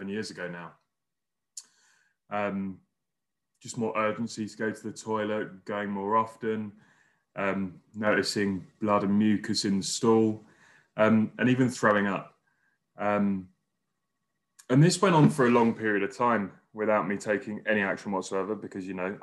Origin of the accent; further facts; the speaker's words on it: London, United Kingdom; moved away as an adult; also born or lived in Wales; now in Newcastle, United Kingdom; I'm a Londoner by birth, but moved up here about 2 months ago.